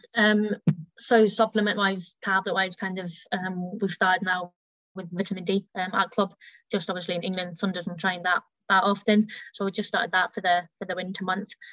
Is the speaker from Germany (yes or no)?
yes; Germany; now in Leicester, United Kingdom; I grew up in Germany